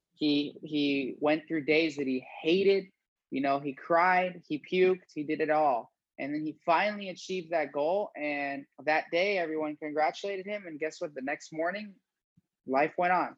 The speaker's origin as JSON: {"language": "English", "town": "Fort Myers", "region": "Florida", "country": "United States", "also_born_or_lived": "Gainesville, Florida", "said": "I'm from Fort Myers, Florida"}